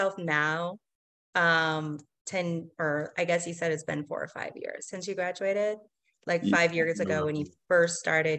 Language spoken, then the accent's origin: English; Portland, Oregon, United States; you know, I'm kind of from Portland too.